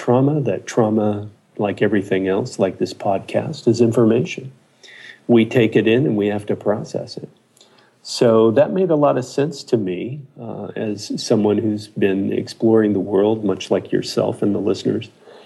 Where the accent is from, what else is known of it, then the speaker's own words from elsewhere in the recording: Ojai Valley, California, United States; also born or lived in Boulder, Colorado; I grew up in the Ojai Valley, about an hour south of here